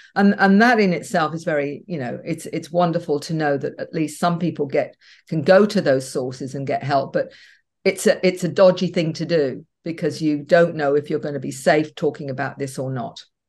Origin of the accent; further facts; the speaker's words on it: Australia; We're a big country